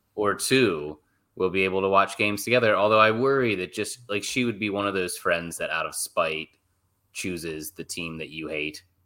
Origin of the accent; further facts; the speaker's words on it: United States; I'm an American